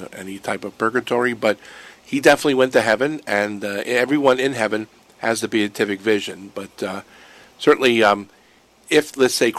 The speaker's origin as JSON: {"language": "English", "town": "Erie", "region": "Pennsylvania", "country": "United States", "moved": "yes", "said": "I'm from Pennsylvania, so I would pass by the Shanksville Memorial many times going home to Erie"}